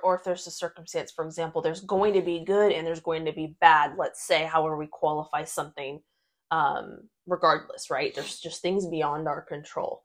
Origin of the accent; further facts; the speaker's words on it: United States; we were both born and raised in the United States